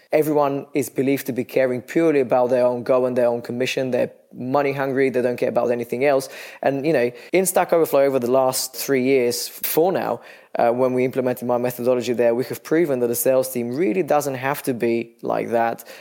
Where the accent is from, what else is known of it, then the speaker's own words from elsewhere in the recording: Bulgaria; moved away as an adult; now in London, United Kingdom; I'm originally from Bulgaria. I've lived in London for some 16 years now.